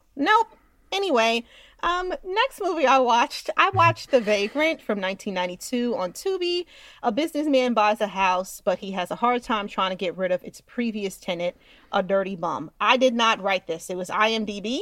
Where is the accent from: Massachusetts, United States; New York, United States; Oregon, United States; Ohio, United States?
New York, United States; Westchester; I'm from Westchester, guys, and Westchester's fancy